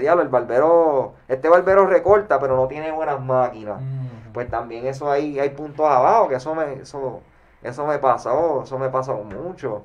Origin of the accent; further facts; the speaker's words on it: Caguas, Puerto Rico; Mi adolescencia fue en Cagua en, en Cagua